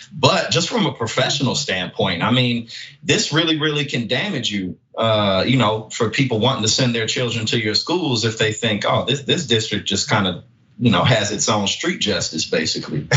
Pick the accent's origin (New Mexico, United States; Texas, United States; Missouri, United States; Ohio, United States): Missouri, United States; St. Louis; now in New Jersey, United States; I'm from St. Louis, but I live in New Jersey, right next to New York